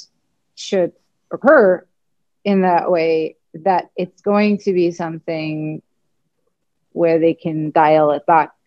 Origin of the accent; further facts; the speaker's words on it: Germany; I'm German, I grew up in Germany